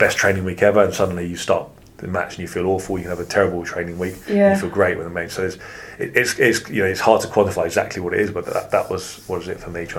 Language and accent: English; England, United Kingdom; I said to him, I don't want to speak anymore. I'm English, right. I want to speak English.